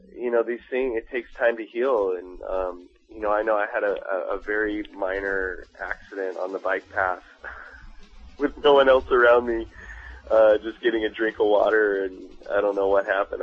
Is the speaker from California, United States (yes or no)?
yes; Long Beach, California, United States; now in Los Angeles, United States; I grew up in Long Beach